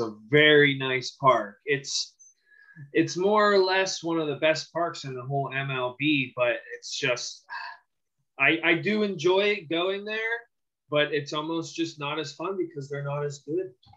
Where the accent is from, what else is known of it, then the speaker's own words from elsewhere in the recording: Pittsburgh, Pennsylvania, United States; born and raised in Pittsburgh, like myself.